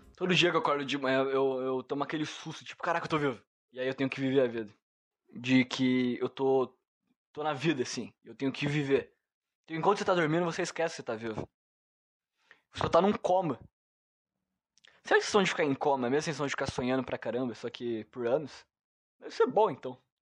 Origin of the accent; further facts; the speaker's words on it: Brazil; eu nasci aqui no Brasil